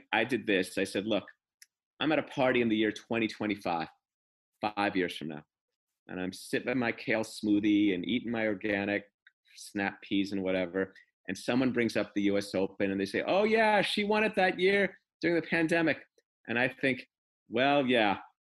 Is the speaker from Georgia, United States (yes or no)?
no; Los Angeles, California, United States; growing up in Southern California. I'm a child of the tennis boom. 12 years old, 1972, West Los Angeles, public parks.